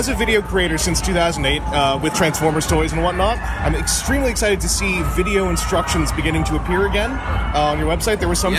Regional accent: Canada

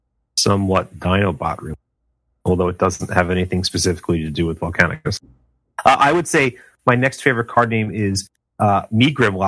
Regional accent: New York, United States; moved away; I'm from New York, so I'm always happy to go home.

